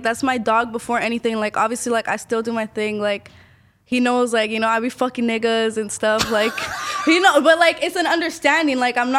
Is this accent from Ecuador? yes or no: yes; Ecuador; I'm from Ecuador.